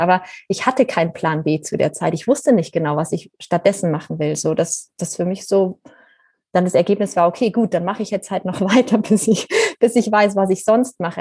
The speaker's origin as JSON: {"language": "German", "region": "Bavaria", "country": "Germany", "tie": "born or raised there", "said": "ich bin ja in Bayern auf einem Bauernhof aufgewachsen"}